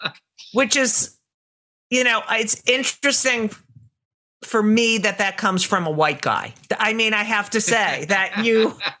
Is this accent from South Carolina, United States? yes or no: no; New Jersey, United States; I grew up in Jersey and we would lay out in the sun.